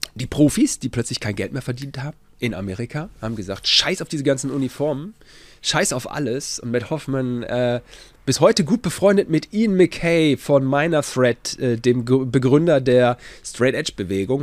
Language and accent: German; Gütersloh, North Rhine-Westphalia, Germany; auch bei uns in Gütersloh.